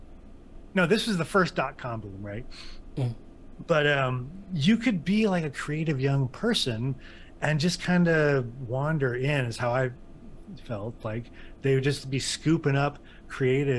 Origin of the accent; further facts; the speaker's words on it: Northern California, United States; also born or lived in North Bay / Sacramento; now in Grass Valley, United States; I've always just bounced around Northern California